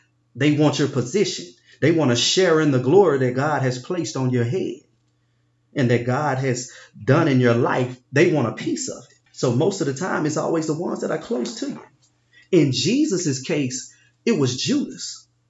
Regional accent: Binghamton, New York, United States; I grew up in Binghamton. I loved to play basketball. All I wanted to do was get my grandparents and my mom out of Binghamton.

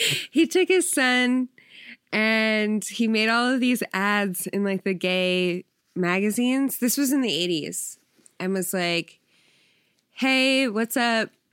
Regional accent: New Jersey, United States; I'm from South Jersey.

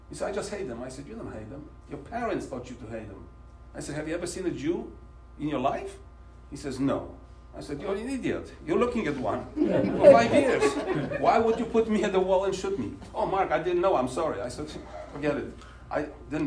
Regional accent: Poland; English is a second language; moved away as an adult; now in United States; I grew up in Poland. You know, first 21 years I was in Poland.

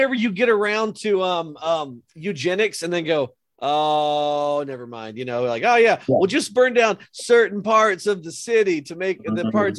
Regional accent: Georgia, United States; I'm not trying to cast aspersions on my home state

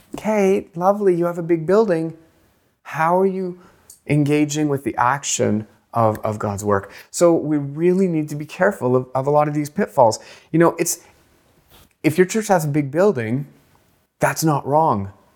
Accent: Canada; I grew up poor in Canada

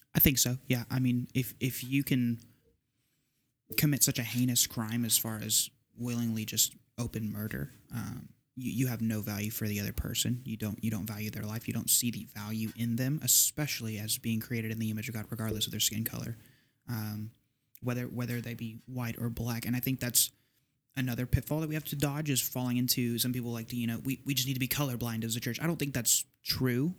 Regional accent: Southeast Texas, United States; I'm from Southeast Texas, like my the, my home church

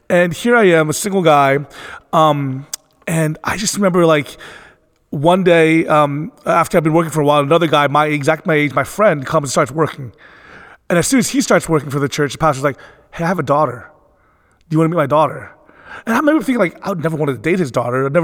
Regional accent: Philadelphia, Pennsylvania, United States; born there; I was born in Philadelphia, Pennsylvania, and growing up, um, it was interesting because I was I always never felt at home and comfortable in my own skin.

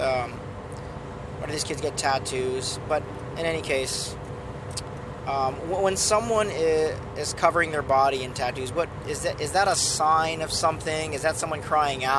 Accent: San Clemente, California, United States; I grew up in San Clemente

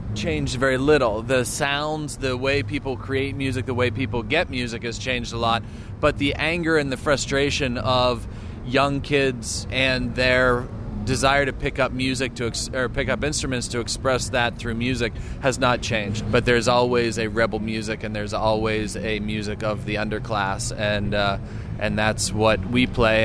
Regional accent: United States; as an American

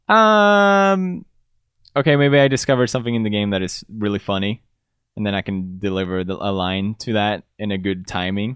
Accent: Gothenburg, Västra Götaland, Sweden; English is a second language; moved away as an adult; also born or lived in Italy; now in United Kingdom; I grew up in Gothenburg

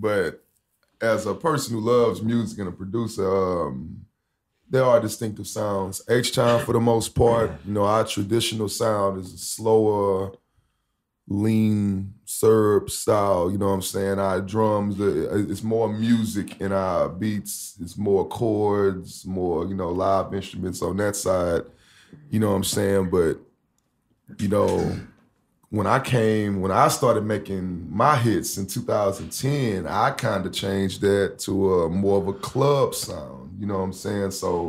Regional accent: Houston, Texas, United States; Yeah, I'm from H-Town.

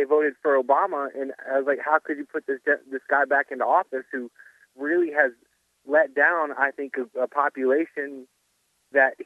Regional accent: the South, United States; I grew up in the South, and my, you know, family had Klan members in their lineage

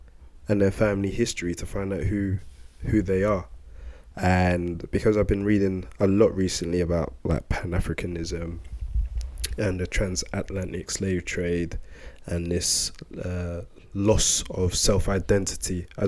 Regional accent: Sierra Leone; I found out that in fact I am Sierra Leonean and Malian, so I hail from Mali as well.

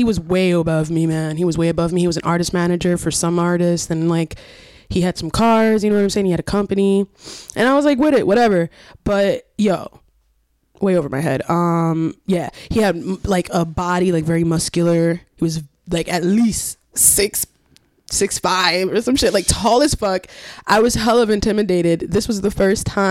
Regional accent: Paterson, New Jersey, United States; I grew up in Patterson

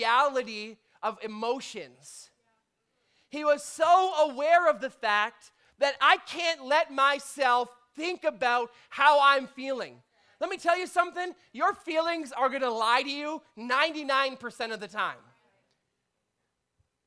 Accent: Canada; we're Canadian

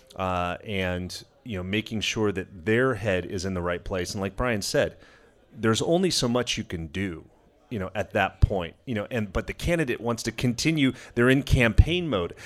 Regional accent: Los Angeles, California, United States; I grew up in Los Angeles

